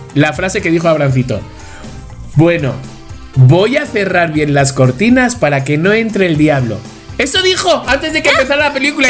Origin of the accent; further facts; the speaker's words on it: Spain; now in Mexico; yo soy español